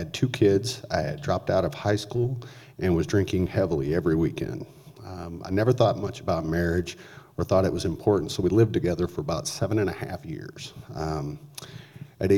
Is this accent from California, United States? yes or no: no; Lubbock, Texas, United States; I grew up in Lubbock, Texas, the youngest of four.